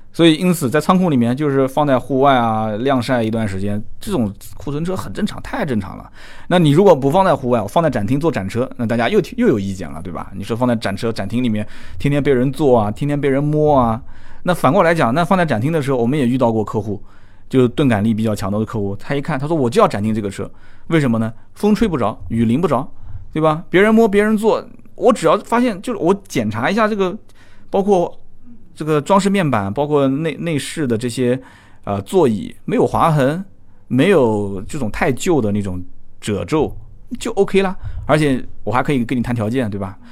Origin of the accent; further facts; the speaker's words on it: Nanjing, Jiangsu, China; 我们南京话讲叫呆不愣吃的